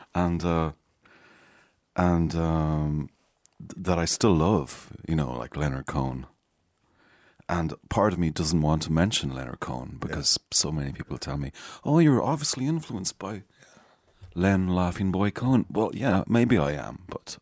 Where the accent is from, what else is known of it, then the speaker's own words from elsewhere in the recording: Galway, Connacht, Ireland; also born or lived in Malta; now in North Strand, Dublin, Ireland; where I grew up, uh, mostly Galway?